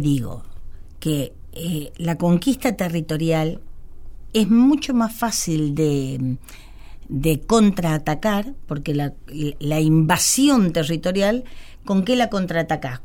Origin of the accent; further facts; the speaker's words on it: Cañuelas, Buenos Aires Province, Argentina; Cañuelas, que es mi pueblo